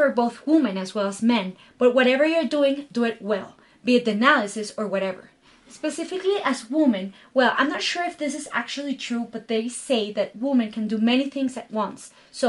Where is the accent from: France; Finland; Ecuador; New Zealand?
Ecuador; Galápagos; also born or lived in Guayaquil; I was born in Guayaquil, which is a city of the Ecuadorian coast, but all my life was spent in the Galapagos Island, surrounded by a completely natural environment